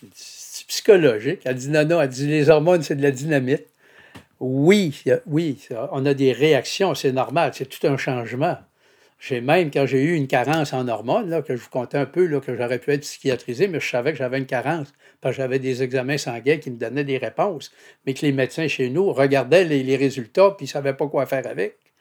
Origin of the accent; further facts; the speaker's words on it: Saguenay, Quebec, Canada; Je suis de Chipcha au Saguenay. En fait, Chipcha, c'est voisin de Jonquière